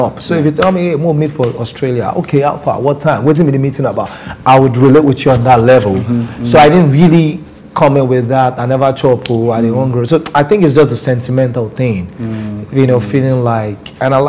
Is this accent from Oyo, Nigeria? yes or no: no; Lagos, Nigeria; moved away as an adult; also born or lived in Rivers State; now in New York, United States; I'm from Yaba, I'm a Yaba boy.